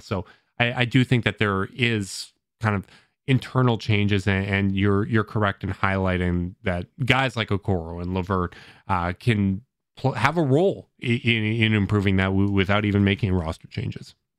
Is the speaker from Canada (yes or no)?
yes; Canada; as a Canadian